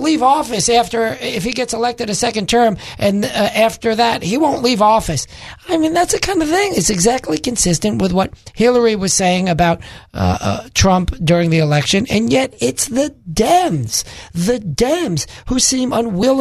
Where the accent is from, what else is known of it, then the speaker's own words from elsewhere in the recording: New York City, New York, United States; moved away; I'm originally from Brooklyn, New York